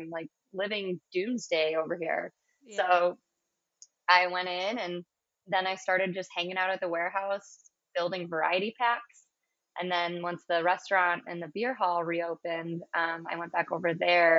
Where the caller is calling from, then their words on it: Milwaukee, Wisconsin, United States; I'm calling from Lakefront Brewery in Milwaukee, Wisconsin.